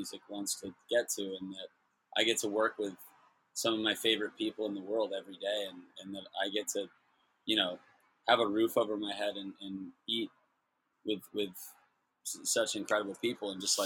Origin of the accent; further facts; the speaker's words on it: Santa Barbara, California, United States; now in Los Angeles, United States; I'm from Santa Barbara